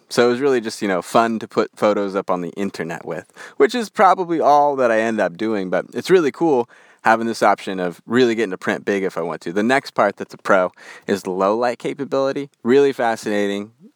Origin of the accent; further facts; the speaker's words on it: Western United States, United States; accent: Western; my Western accent